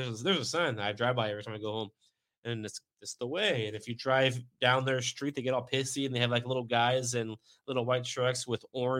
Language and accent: English; St. Mary's, United States; moved away; my hometown of St. Mary's